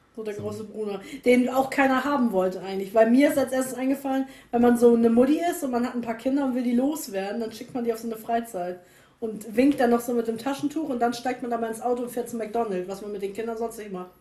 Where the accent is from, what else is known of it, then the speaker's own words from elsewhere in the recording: the North, Northern Germany, Germany; bei uns im Norden